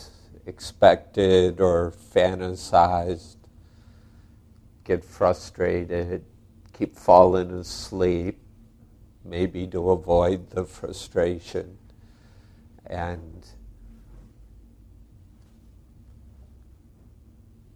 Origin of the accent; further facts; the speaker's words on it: United States; I'm an American